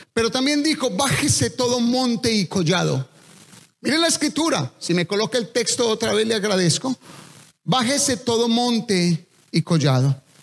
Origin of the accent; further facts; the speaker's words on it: Colombia; accent: Colombian; hablé como tan colombiano